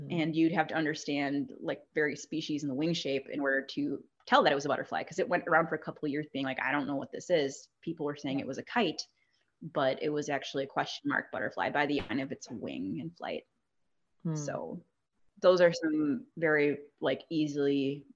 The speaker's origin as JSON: {"language": "English", "region": "Southeast Wisconsin", "country": "United States", "tie": "born or raised there", "also_born_or_lived": "Rockford, Illinois / Madison, Wisconsin", "said": "I'm originally from the Rockford area in Illinois, but I grew up in Southeast Wisconsin since I was 3 years old."}